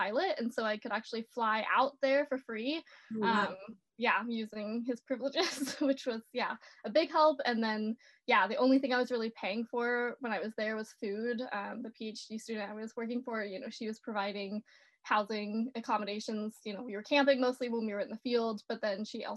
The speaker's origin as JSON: {"language": "English", "region": "North Carolina", "country": "United States", "tie": "born or raised there", "said": "I grew up out on the East Coast in North Carolina."}